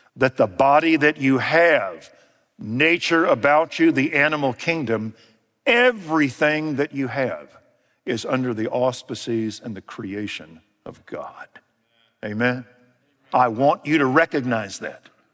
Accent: United States

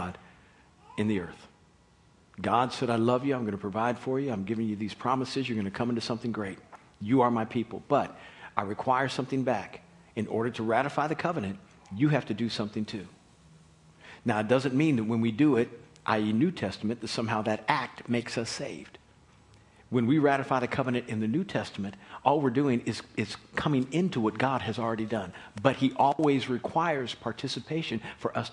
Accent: Kansas City, United States; We grew up in Kansas City in white suburbia

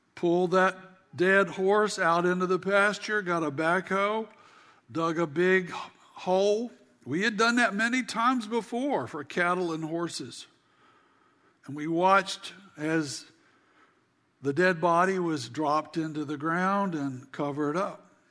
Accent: South Carolina, United States; we had a small farm growing up in South Carolina

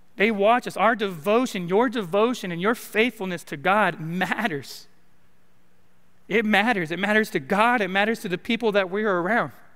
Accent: California, United States; now in Arkansas, United States; I'm from California, and we have a saying in California

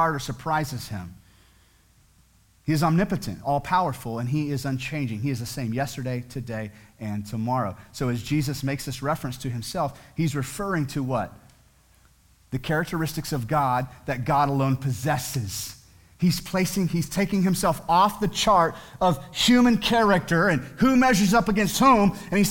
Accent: United States; as American citizens

